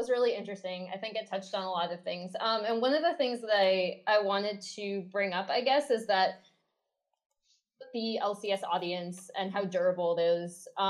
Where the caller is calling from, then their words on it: Los Angeles, California, United States; Los Angeles.